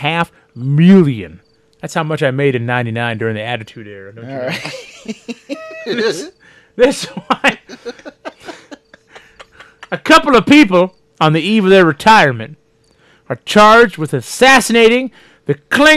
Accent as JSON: {"language": "English", "region": "Oklahoma", "country": "United States", "said": "I'm from Oki."}